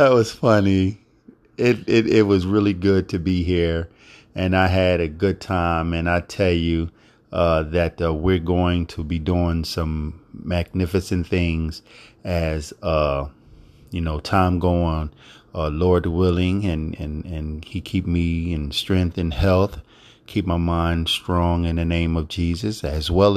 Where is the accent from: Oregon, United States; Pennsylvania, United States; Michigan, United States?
Pennsylvania, United States; Philadelphia; Philadelphia, my hometown where I was born and raised